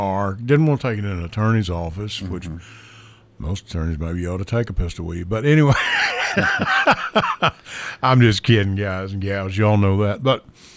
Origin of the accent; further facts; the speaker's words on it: Kentucky, United States; my good friend I grew up with in Kentucky